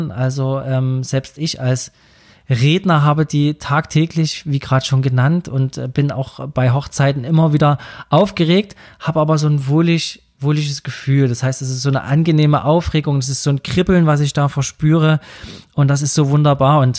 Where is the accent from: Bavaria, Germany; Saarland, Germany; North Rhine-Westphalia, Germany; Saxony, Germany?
Saxony, Germany; accent: Saxon; kann ich meinen sächsischen Dialekt hier anbringen.